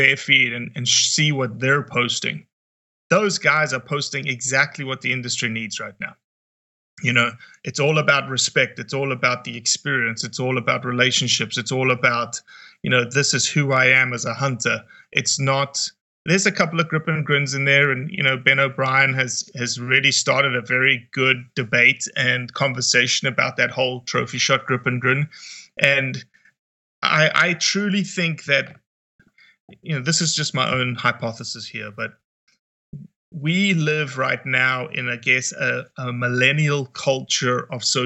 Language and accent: English; Johannesburg, Gauteng, South Africa; I'm from South Africa, raised in a town called Johannesburg, 8.5 million people.